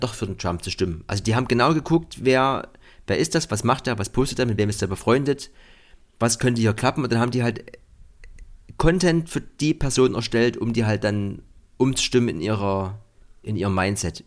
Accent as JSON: {"language": "German", "region": "East Germany", "country": "Germany", "said": "bei uns im Osten"}